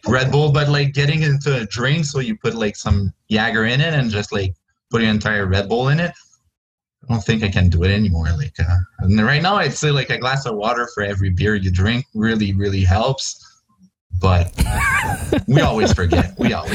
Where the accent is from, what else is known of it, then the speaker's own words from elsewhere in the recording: Joliette, Quebec, Canada; I'm from Joliette